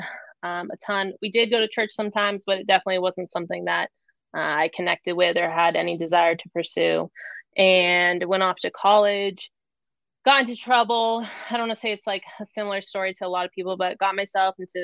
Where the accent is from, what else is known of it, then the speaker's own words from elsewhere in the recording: Phoenix, Arizona, United States; moved away as an adult; also born or lived in New Hampshire; I was born and raised in Arizona.